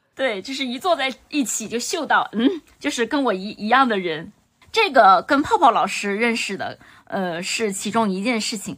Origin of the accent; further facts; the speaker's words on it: China; 我们中国人